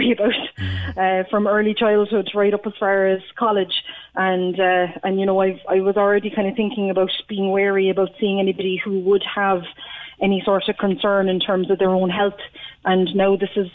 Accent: Cork, Munster, Ireland; also born or lived in Mayfield, Cork; I'm actually from Fernley myself

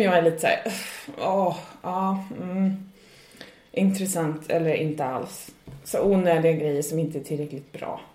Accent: Sweden; moved away as an adult; now in Ireland; jag kommer från Sverige

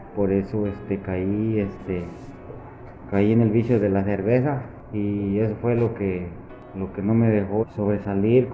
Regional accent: Michoacán, Mexico; also born or lived in United States; now in San Luis Río Colorado, Mexico; me fui para mi estado natal de Michoacán

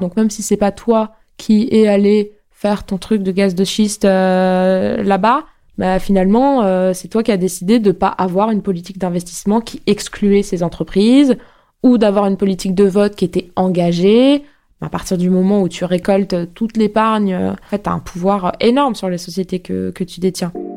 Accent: Neuilly-sur-Seine, Île-de-France, France; Je grandis, euh, à Neuilly, euh, jusqu'à, euh, avoir, euh, mon bac

